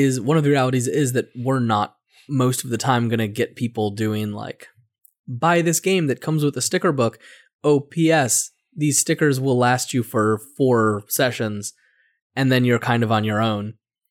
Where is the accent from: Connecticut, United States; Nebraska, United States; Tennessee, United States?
Connecticut, United States; we're from Connecticut, we don't say D's. When we say a T, we say it D, and when we say a D, we don't.